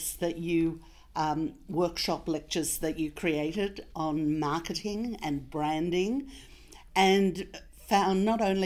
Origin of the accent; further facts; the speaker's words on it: Russia; now in Australia; I was born in Russia